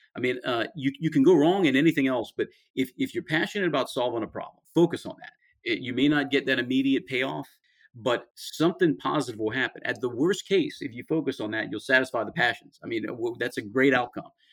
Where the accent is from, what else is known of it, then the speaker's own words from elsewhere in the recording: about 50 miles southwest of New Orleans, Louisiana, United States; I'm from I'm about 50 miles southwest of New Orleans, where I'm from